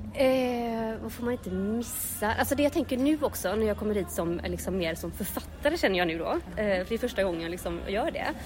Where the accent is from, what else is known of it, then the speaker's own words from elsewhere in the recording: Gothenburg, Västra Götaland, Sweden; jag är ju från Göteborg